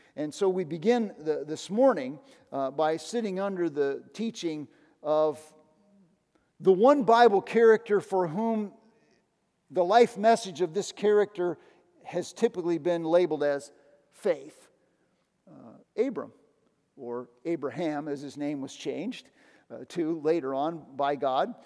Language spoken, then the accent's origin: English; United States; I grew up in the United States